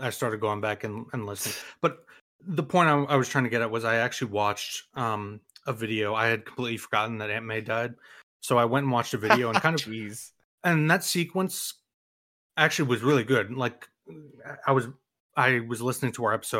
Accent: New York, United States; as a New Yorker

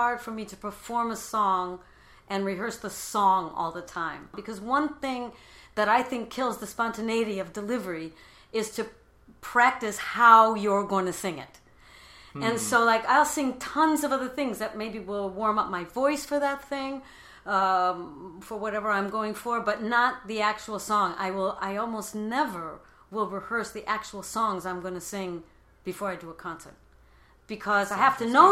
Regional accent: Cleveland, Ohio, United States; first language English; moved away; also born or lived in Paris / Bristol; I'm from Cleveland

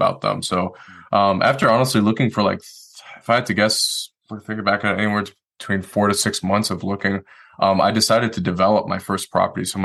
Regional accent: Detroit, Michigan, United States; moved away as an adult; now in Asheville, United States; I'm originally from Detroit, Michigan. So I moved here the day I got out of the Marine Corps

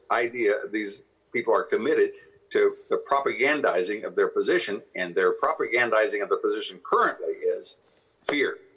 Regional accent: Ohio, United States; I come from Ohio

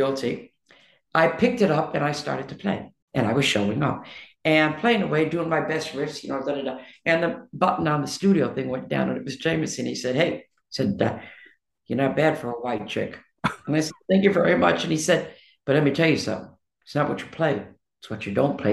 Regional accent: Detroit, Michigan, United States; moved away; from Detroit

